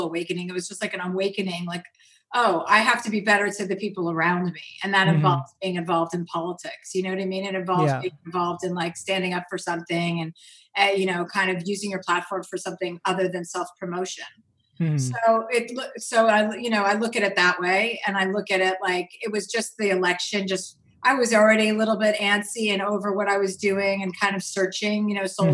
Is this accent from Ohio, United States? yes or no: no; New Jersey, United States; I'm from New Jersey. I grew up with six kids.